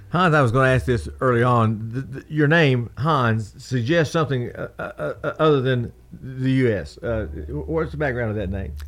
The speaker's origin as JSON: {"language": "English", "region": "Southern Indiana", "country": "United States", "tie": "born or raised there", "moved": "as an adult", "lives_now": "Murfreesboro, United States", "said": "I grew up in Southern Indiana, came here as an 18 year old person"}